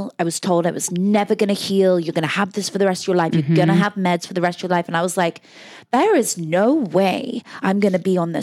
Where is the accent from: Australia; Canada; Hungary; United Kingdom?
United Kingdom; Oxfordshire, South East England; I grew up in Oxfordshire, which is a beautiful city where Oxford University is